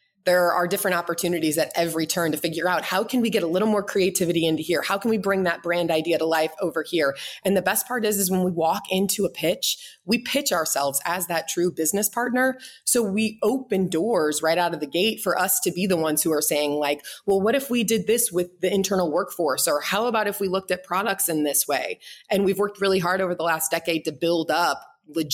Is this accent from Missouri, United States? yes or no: yes; St. Louis, Missouri, United States; moved away as an adult; also born or lived in Boulder, Colorado / Boston, Massachusetts; now in Kansas City, United States; I'm from St. Louis